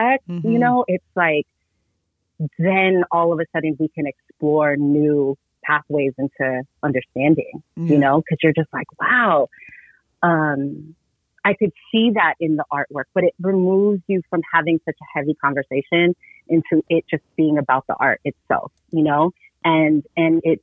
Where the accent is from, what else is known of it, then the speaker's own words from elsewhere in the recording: Oxnard, California, United States; Growing up in Ventura County, I was born and raised in Oxnard